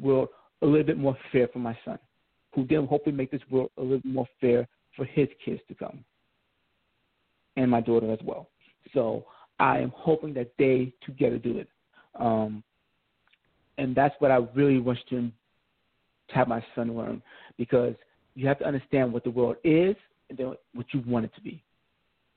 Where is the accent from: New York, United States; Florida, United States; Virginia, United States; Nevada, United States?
New York, United States; also born or lived in Georgia; now in California, United States; I grew up as a New Yorker all the way through.